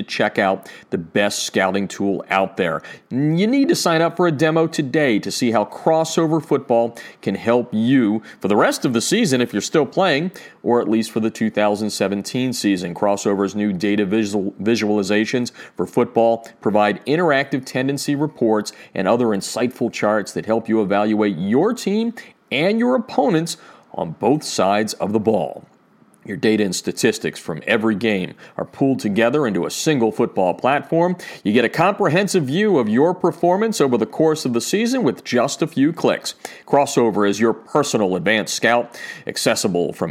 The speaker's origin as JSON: {"language": "English", "town": "Easton", "region": "Pennsylvania", "country": "United States", "tie": "born or raised there", "moved": "yes", "said": "my hometown of Easton, Pennsylvania"}